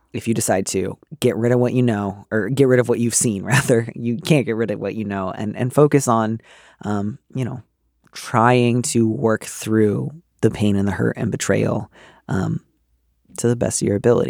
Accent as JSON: {"language": "English", "region": "Midwest", "country": "United States", "tie": "born or raised there", "moved": "yes", "lives_now": "East Bay, United States", "said": "I grew up in the Midwest"}